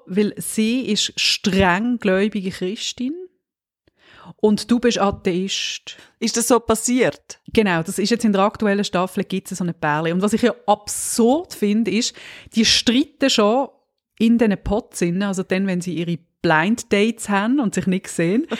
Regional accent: Switzerland; uns als Schweizer

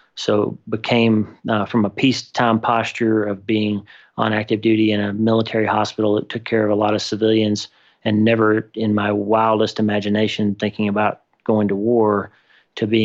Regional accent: southeastern Oklahoma, United States; also born or lived in Texarkana, Texas; I was born in Texarkana, Texas, and grew up in southeastern Oklahoma

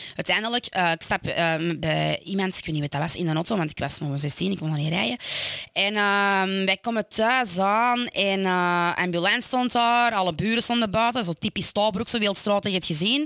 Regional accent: Stabroek, Flanders, Belgium; ik kom uit Stabroek

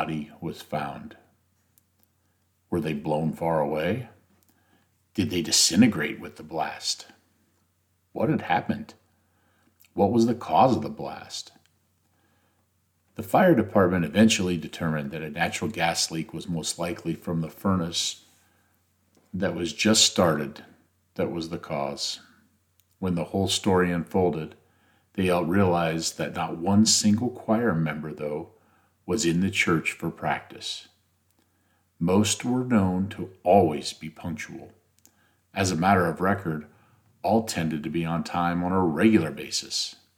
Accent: Nebraska, United States; my home state of Nebraska

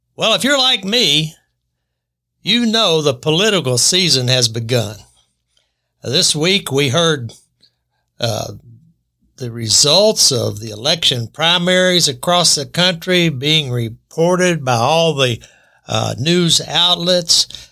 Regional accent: United States; I was born in America

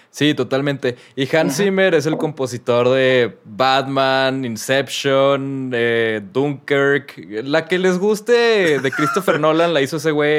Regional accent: Mexico; nosotros, como pueblo mexicano

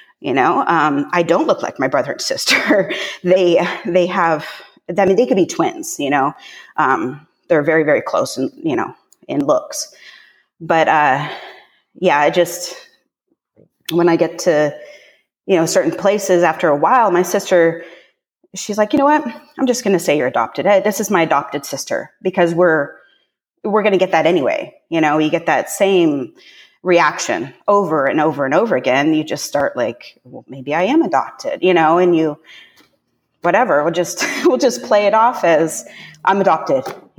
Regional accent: Pacific Northwest, United States; also born or lived in Northern California; I was born in Northern California when my parents first got together, and they proceeded to move north to the Pacific Northwest.

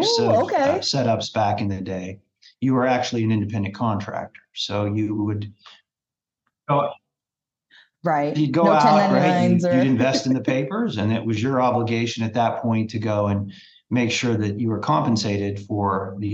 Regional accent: Lexington, Kentucky, United States; now in Louisville, United States; I grew up in Lexington

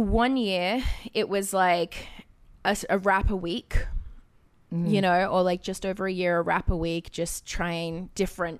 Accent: Australia; I grew up in Australia

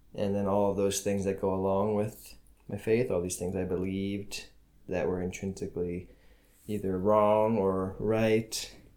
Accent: United States; moved away as an adult; now in Ramallah, Palestine; I am an American

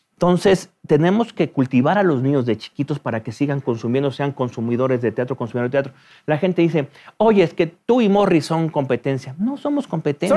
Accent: Mexico City, Mexico; terminé la preparatoria en el Centro Universitario México

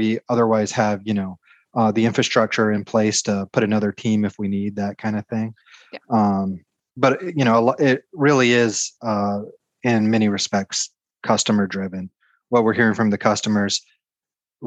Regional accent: Georgia, United States; I'm from Georgia, so I'm used to hot, humid temperatures and lots of pine

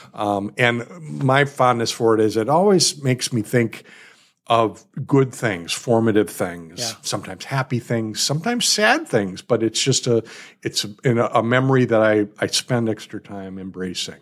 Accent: Milwaukee, Wisconsin, United States; I'm from Milwaukee as well

